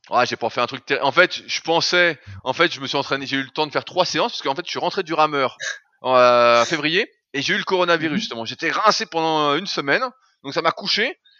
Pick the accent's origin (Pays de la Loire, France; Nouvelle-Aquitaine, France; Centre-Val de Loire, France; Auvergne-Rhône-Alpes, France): Auvergne-Rhône-Alpes, France; Annecy; je suis d'Annecy